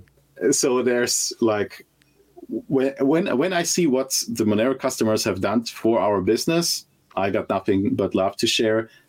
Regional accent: Germany; I'm originally from Germany

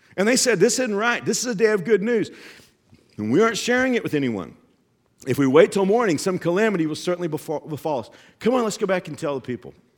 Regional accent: Texas, United States; I grew up in Texas

